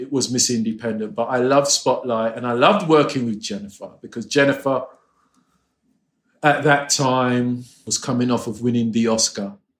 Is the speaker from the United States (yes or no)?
no; England, United Kingdom; moved away; coming from England, you were taught not to be cocky.